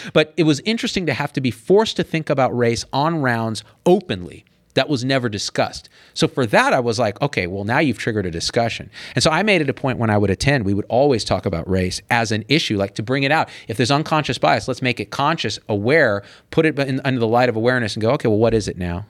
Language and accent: English; Clovis, California, United States; moved away as an adult; also born or lived in Berkeley, California / San Francisco, California; I was always the other in Clovis, California